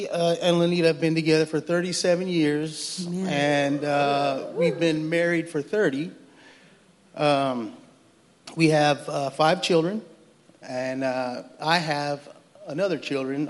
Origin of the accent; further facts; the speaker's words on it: Fresno, California, United States; we're both from Fresno, California